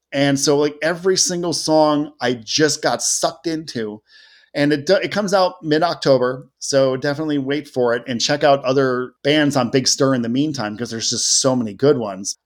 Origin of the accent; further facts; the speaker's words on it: Cleveland, Ohio, United States; I was very proud to grow up in Cleveland